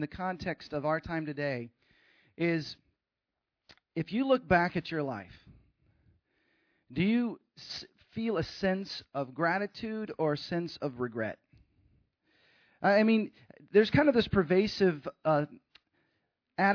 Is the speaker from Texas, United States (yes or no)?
yes; Texas, United States; moved away as an adult; also born or lived in Sacramento, California / Seattle, Washington / Los Angeles, California; kindergarten through college, I was in Texas